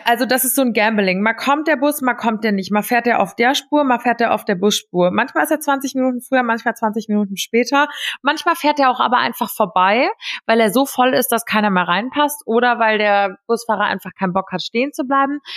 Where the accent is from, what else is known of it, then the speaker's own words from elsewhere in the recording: Giessen, Hesse, Germany; moved away as an adult; now in Rome, Italy; meine Heimatstadt, also Gießen